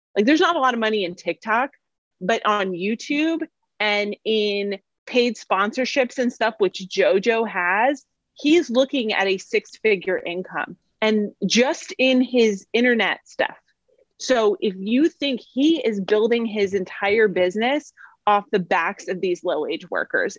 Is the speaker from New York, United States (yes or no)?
no; Monmouth County, New Jersey, United States; now in Orlando, United States